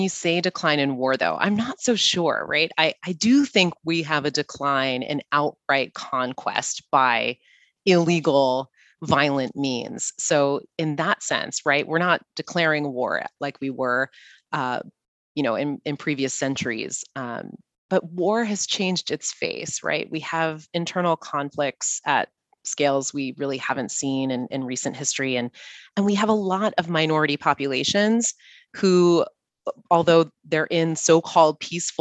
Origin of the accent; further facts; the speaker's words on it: United States; we in the US